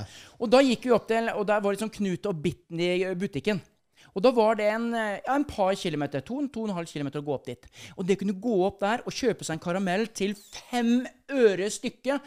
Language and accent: Norwegian; Norway; vi bodde hjemme på Solbrå, der jeg kommer fra, eh, når mm. jeg var liten